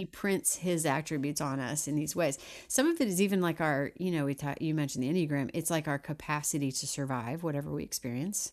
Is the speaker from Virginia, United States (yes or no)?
no; Missouri, United States; moved away as an adult; now in Nashville, United States; originally from Missouri